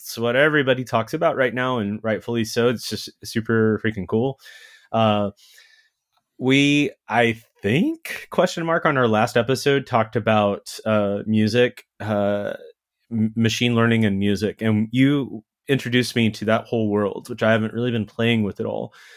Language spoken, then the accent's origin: English; Texas, United States; American kid growing up in Texas